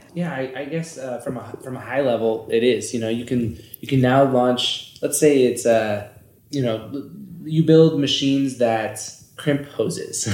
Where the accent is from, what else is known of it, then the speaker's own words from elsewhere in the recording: Northern California, United States; moved away as an adult; also born or lived in Santa Barbara / Los Angeles; now in Reno, United States; from Northern California